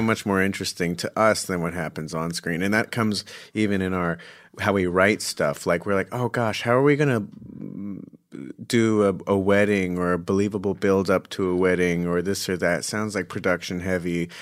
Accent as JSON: {"language": "English", "town": "Scottsdale", "region": "Arizona", "country": "United States", "said": "I'm from Phoenix, Scottsdale"}